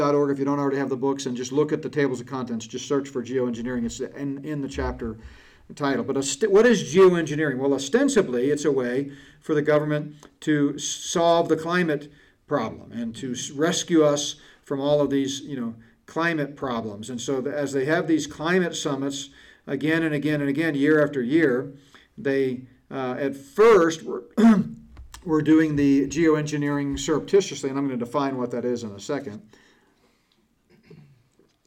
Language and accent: English; Connecticut, United States; I grew up in Connecticut in grade school and junior high school, we used to camp in Boy Scouts in the Catskills